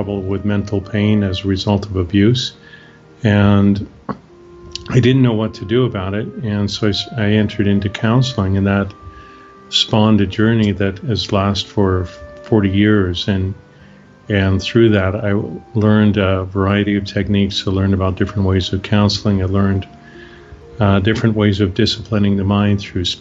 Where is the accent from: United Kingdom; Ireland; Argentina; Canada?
Canada; moved away as an adult; now in Bucerías, Mexico; I'm Canadian, originally from Canada, born and raised there.